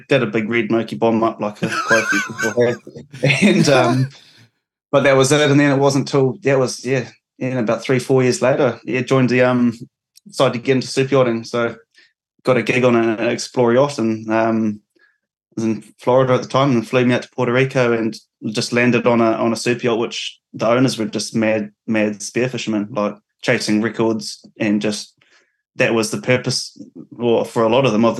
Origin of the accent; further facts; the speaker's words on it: Auckland, New Zealand; growing up in South Auckland, New Zealand